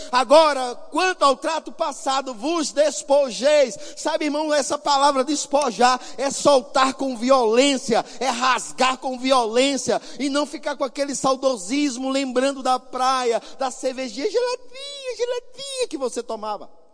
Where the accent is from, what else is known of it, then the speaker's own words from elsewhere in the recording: Northeast Region, Brazil; eu sou nordestino e eu sou nordestino raiz